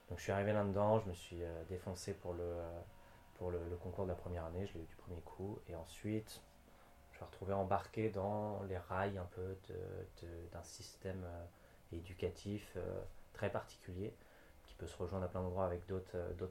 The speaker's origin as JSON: {"language": "French", "region": "southern France", "country": "France", "tie": "born or raised there", "also_born_or_lived": "Sweden / Normandy", "lives_now": "Brittany, France", "said": "J'ai euh, grandi un peu à différents endroits. Je suis"}